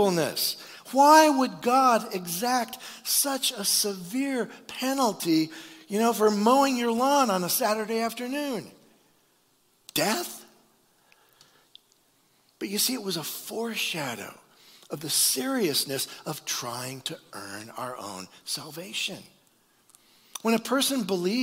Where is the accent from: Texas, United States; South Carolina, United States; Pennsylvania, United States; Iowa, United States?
Iowa, United States; I'm from Iowa